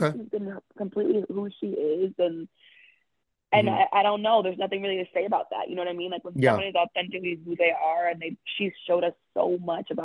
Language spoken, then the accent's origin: English; New Jersey, United States; now in New York City, United States; when I was growing up in Jersey, I watched every single Housewives series